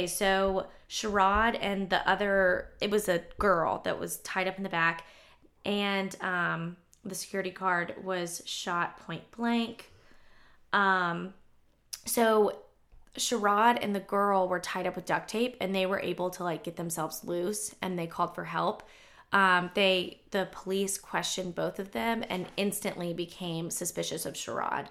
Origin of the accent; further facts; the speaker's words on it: Cumming, Georgia, United States; I am from Cumming, Georgia